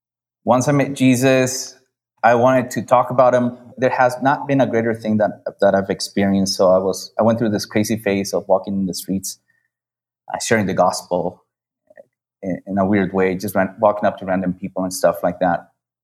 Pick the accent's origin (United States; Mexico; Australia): Mexico; Michoacán; I was born in Mexico in a not very known state, Michoacán. I lived in a small town, spent some time in a small village with my grandparents as well.